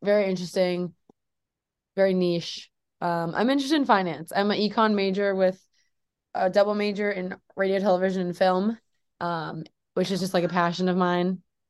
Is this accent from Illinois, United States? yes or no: yes; Lake Forest, Illinois, United States; But I'm from Lake Forest, Illinois, originally. So it's 30 minutes north of here.